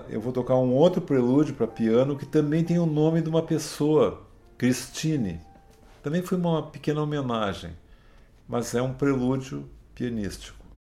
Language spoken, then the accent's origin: Portuguese; Brazil; eu como músico, como brasileiro